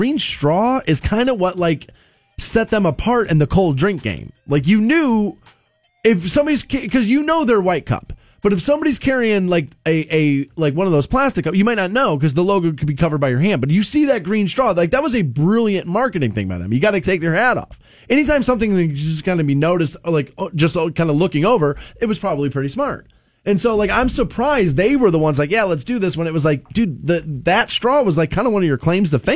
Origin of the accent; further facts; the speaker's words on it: United States; the America I grew up